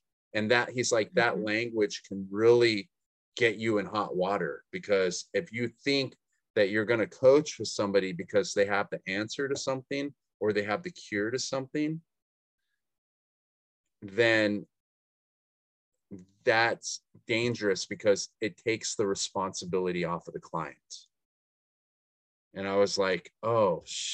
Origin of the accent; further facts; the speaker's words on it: the Northwest, Pacific Northwest, United States; we're like from the Northwest